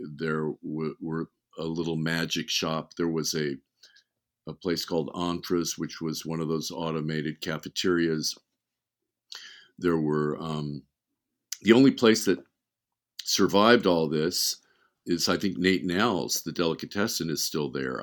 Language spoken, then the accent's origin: English; Beverly Hills, California, United States; also born or lived in Wisconsin; we moved to Beverly Hills when I was, I think I was eight years old